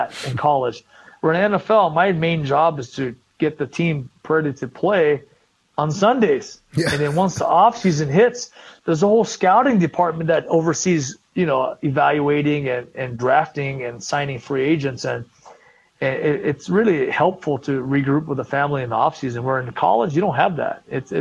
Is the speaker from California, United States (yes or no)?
yes; Southern California, United States; I grew up in Southern California